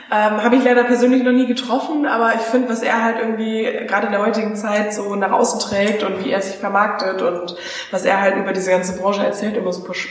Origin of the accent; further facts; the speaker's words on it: Geilenkirchen, North Rhine-Westphalia, Germany; now in Berlin, Germany; ich komme ja auch nicht aus der großen Welt, ich komme aus Geilenkirchen.